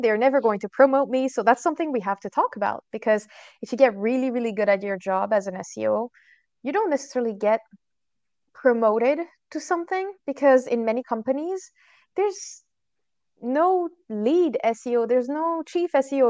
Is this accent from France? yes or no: yes; France; moved away; I'm originally from France